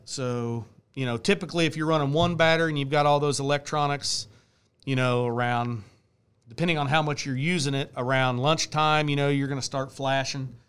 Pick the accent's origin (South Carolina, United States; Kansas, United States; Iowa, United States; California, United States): Kansas, United States; Bonner Springs; I'm from Bonner Springs, Kansas